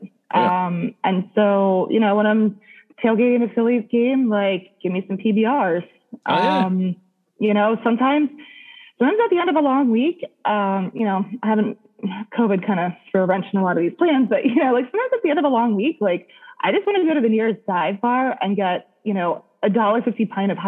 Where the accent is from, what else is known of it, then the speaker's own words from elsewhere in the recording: Harrisburg, Pennsylvania, United States; I was from Harrisburg, so I was, you know, proud to rep that hometown vibe